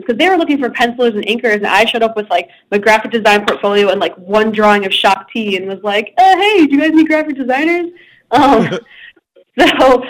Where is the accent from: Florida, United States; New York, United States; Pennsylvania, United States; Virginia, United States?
New York, United States; Buffalo; I'm from Buffalo, New York